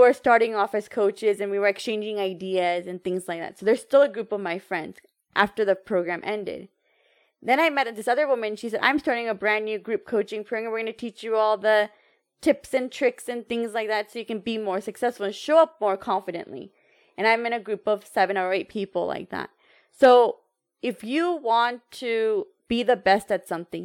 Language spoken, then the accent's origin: English; United States; I know I'm American